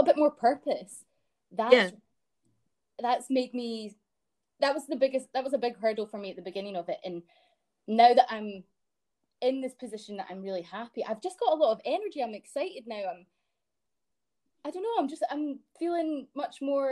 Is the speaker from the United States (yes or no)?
no; Dunblane, Scotland, United Kingdom; also born or lived in Glasgow; I grew up in Dunblane, which is a sort of... It's very middle class